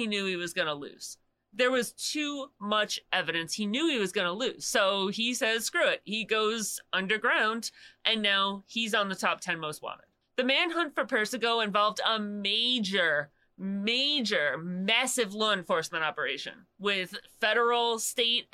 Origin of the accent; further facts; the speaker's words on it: Long Island, New York, United States; I'm from Long Island, born and raised